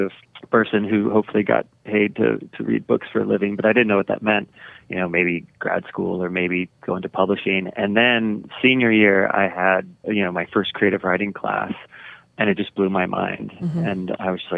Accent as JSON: {"language": "English", "town": "Dallas", "region": "Texas", "country": "United States", "tie": "born or raised there", "said": "I grew up in Texas, Dallas"}